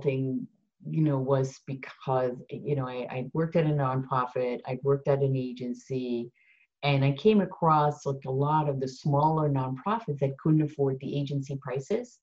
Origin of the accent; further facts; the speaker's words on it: Netherlands; now in United States; I'm Dutch